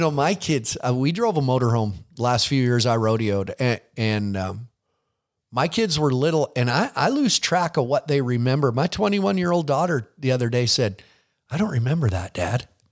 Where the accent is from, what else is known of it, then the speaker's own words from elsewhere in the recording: Billings, Montana, United States; you're in, in my town